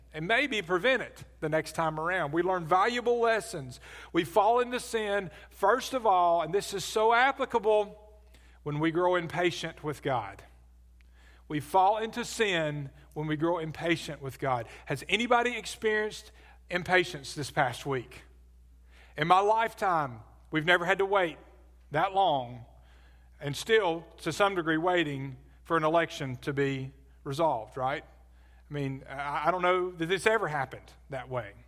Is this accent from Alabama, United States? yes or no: yes; Birmingham, Alabama, United States; also born or lived in Adamsville, Alabama; As a kid, I grew up in Birmingham. I lived in, uh, Forestdale, which is southwest, a suburb of, uh, southwest of Birmingham